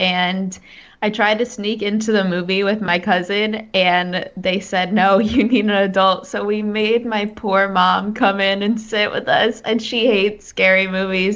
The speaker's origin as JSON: {"language": "English", "region": "New Jersey", "country": "United States", "said": "I'm from New Jersey"}